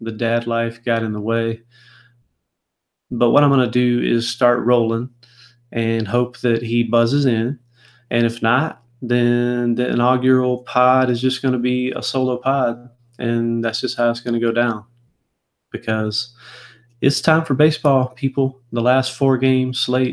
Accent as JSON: {"language": "English", "region": "the South", "country": "United States", "tie": "born or raised there", "said": "I was raised in the South"}